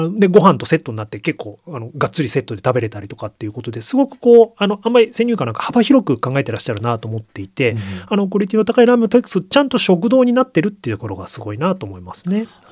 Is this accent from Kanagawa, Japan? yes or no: yes; Yokohama, Kanagawa, Japan; 生まれ育った横浜